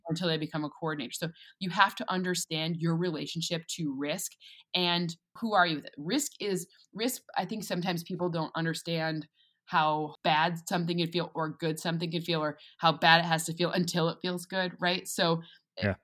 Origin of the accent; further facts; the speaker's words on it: East Lansing, Michigan, United States; moved away as an adult; also born or lived in Boston; I'm from East Lansing, Michigan.